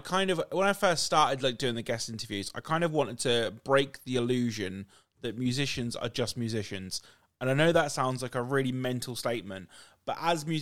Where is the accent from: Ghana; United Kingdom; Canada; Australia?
United Kingdom; how we talk as British people